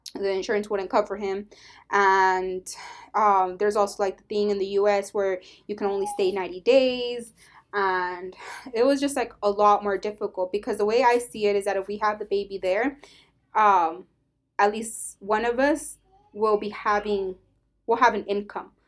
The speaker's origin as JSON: {"language": "English", "country": "United States", "said": "I'm an American"}